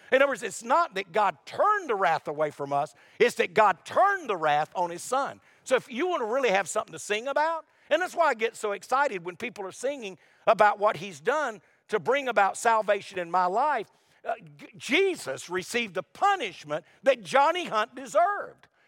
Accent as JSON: {"language": "English", "town": "Wilmington", "region": "North Carolina", "country": "United States", "tie": "born or raised there", "also_born_or_lived": "Lumberton, North Carolina", "said": "Wilmington, North Carolina is where I was raised. I was born in Lumberton."}